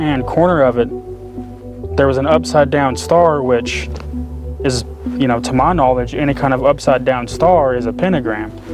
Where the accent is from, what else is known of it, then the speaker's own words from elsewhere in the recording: Pampa, Texas, United States; I lived in Pampa, Texas. That was my hometown.